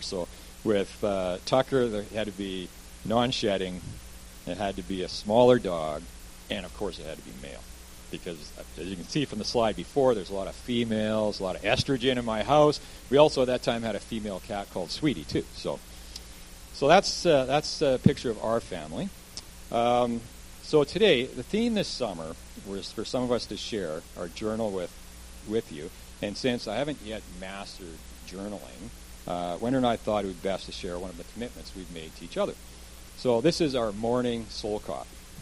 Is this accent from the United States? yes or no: no; Kelowna, British Columbia, Canada; also born or lived in Vancouver, Canada; I actually grew up as a child here in Kelowna, so lived a lot of my life here.